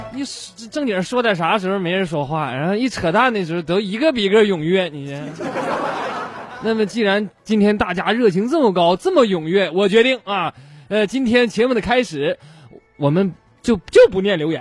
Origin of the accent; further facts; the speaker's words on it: northern China, China; 作为北方人